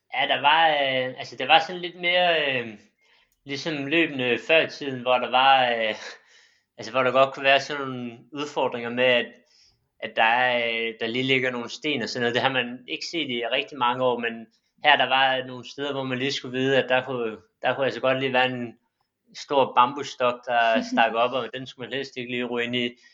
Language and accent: Danish; Silkeborg, Central Denmark Region, Denmark; moved away as an adult; now in Bagsværd, Denmark; jeg kommer også fra Silkeborg, men jeg flyttede til Bagsvær i 2016